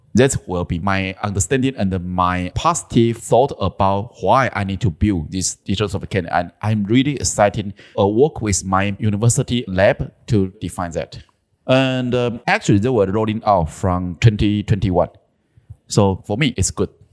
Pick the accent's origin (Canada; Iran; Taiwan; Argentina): Taiwan; southern Taiwan; also born or lived in Taipei; my hometown was in South Taiwan, so almost ten years ago, I tried to make this change. So, I moved my family back to my hometown.